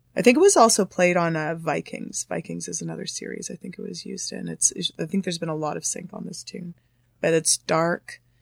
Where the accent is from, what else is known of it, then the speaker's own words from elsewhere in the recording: Thunder Bay, Ontario, Canada; now in Toronto, Canada; I'm originally from Thunder Bay